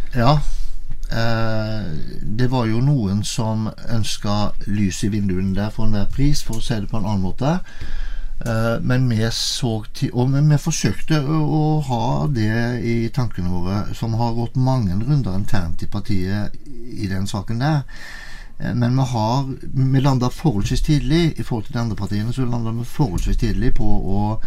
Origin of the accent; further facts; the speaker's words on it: Haugesund, Rogaland, Norway; moved away as an adult; now in Tinn, Norway; er jeg født og oppvokst i Haugesund